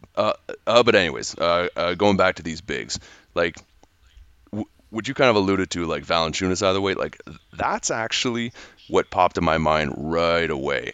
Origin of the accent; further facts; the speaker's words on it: Canada; being a Canadian guy